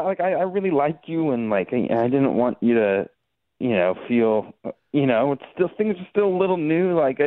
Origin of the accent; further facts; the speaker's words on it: San Antonio, Texas, United States; I am from San Antonio